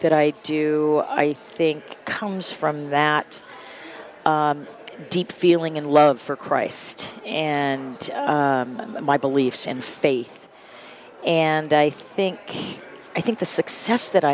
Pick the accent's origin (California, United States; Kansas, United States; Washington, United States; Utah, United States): California, United States; San Diego; the church that I grew up with in the San Diego region or county